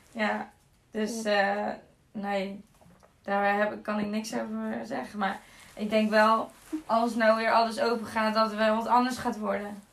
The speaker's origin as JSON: {"language": "Dutch", "town": "Zaltbommel", "region": "Gelderland", "country": "Netherlands", "tie": "born or raised there", "said": "ik ben eh, geboren in Zalbommel. En eh, ja, weer terug in Zalbommel eigenlijk"}